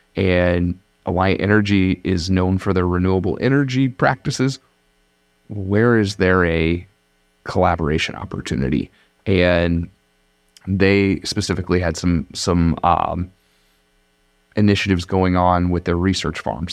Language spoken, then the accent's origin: English; Madrid, Iowa, United States; I grew up in Madrid, Iowa